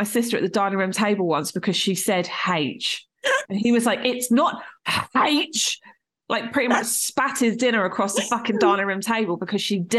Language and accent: English; Portsmouth, South East England, United Kingdom; I grew up in Portsmouth